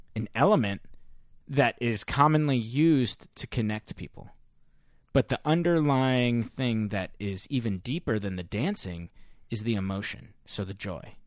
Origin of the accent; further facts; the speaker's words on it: St. Louis, Missouri, United States; now in San Francisco, United States; back home in Missouri in my hometown